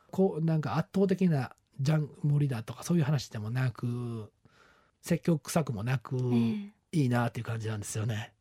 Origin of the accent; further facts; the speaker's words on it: Kawanishi, Hyogo, Japan; 俺、出身が兵庫県の 川西市っていうとこなんですよ。出身がっていうかずっとそこにまあ住んでるんですけど